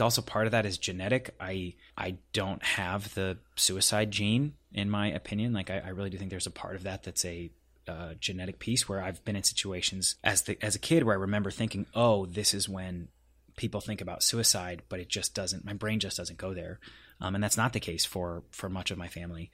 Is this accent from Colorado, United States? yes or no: yes; Denver, Colorado, United States; moved away as an adult; now in Los Angeles, United States; I was born and raised in Denver, Colorado.